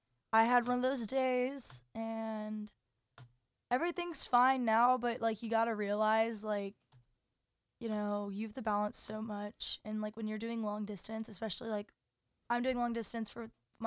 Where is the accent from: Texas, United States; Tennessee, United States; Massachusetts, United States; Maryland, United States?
Texas, United States; Dallas; I'm from Dallas.